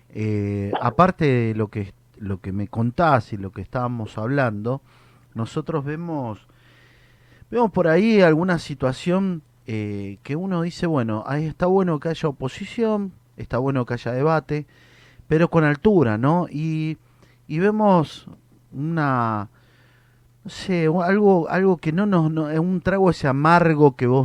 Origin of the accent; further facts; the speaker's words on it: Argentina; Y eso es a veces lo que, lo que necesitamos como argentinos, ¿no?